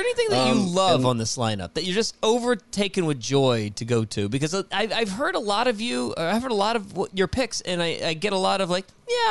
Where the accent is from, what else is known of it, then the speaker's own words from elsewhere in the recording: Richmond, Virginia, United States; I grew up in Richmond, Virginia, and just up the road is DC